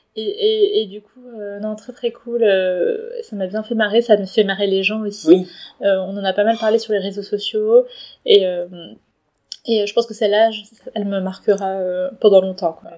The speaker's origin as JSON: {"language": "French", "town": "Paris", "region": "Île-de-France", "country": "France", "tie": "born or raised there", "said": "je suis née à Paris et donc euh, d'origine chinoise"}